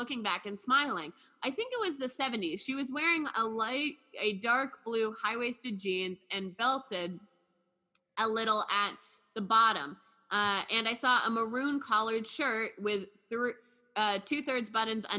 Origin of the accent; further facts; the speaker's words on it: United States; I'm born in America. I'm an American.